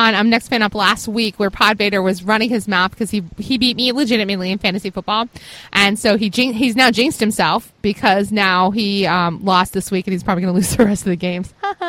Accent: Virginia, United States; my hometown in Virginia.

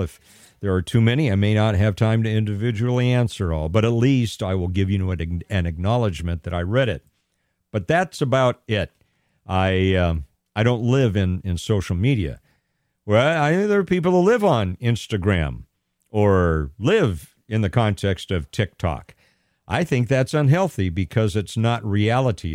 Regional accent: Pasadena, California, United States; moved away; born and raised in Pasadena, California, in Southern California

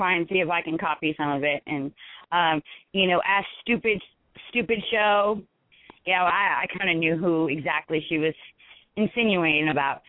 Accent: California, United States; I was originally from California.

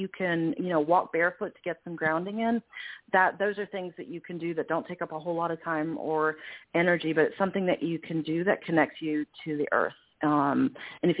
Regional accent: New York City, New York, United States; I grew up in New York City

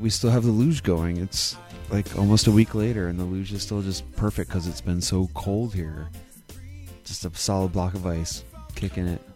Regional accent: Wisconsin, United States; when I was born in Wisconsin

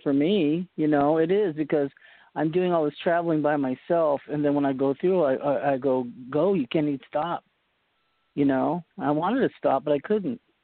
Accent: Boston, Massachusetts, United States; moved away; My mom was born in uh, Poughkeepsie, New York, but I was born in Boston

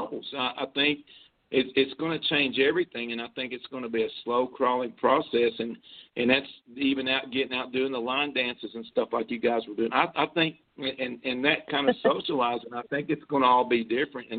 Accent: Kentucky, United States; I was born in Kentucky, and I grew up a Kentucky fan

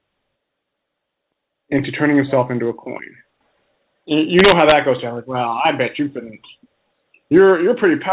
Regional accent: United States; being American like we are

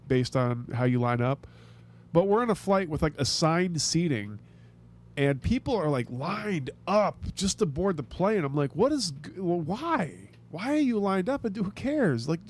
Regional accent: Tampa, Florida, United States; it's my hometown airport

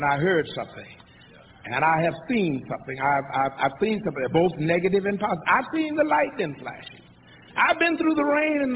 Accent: San Antonio, Texas, United States; also born or lived in Columbus, Texas; I was born in Columbus, Texas, 75 miles west on the San Antonio Highway

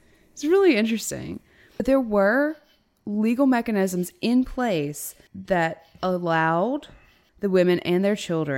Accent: Natchitoches, Louisiana, United States; my hometown, Natchitoches

